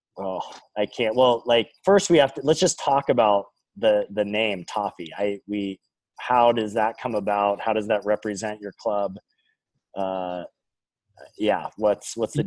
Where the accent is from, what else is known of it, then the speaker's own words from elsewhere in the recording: Pacific Northwest, United States; I'm from the Pacific Northwest